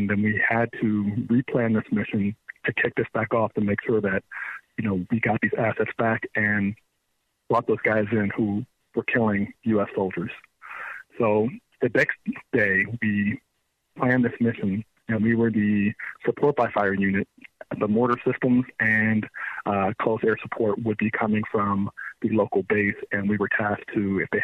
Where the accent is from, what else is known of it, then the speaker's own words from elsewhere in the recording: Frederick, Maryland, United States; I'm from Maryland. I grew up in Frederick and Montgomery County, Maryland.